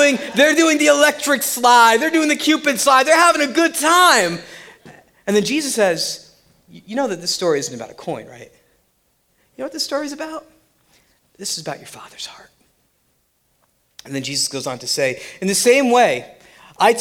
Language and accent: English; Central New Jersey, United States; also born or lived in Summit, New Jersey / Central New York; I was born in Summit, New Jersey. I grew up in Central Jersey and Central New York. And, you know, I ended up back in New Jersey